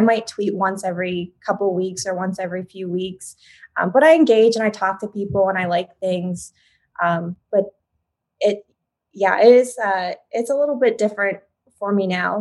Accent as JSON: {"language": "English", "region": "Oklahoma", "country": "United States"}